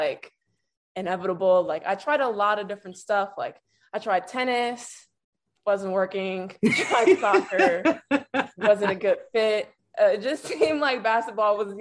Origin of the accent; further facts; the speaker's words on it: Chicago, Illinois, United States; I was born and raised here